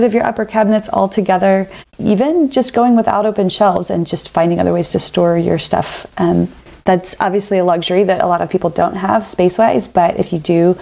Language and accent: English; the South, United States; being from the South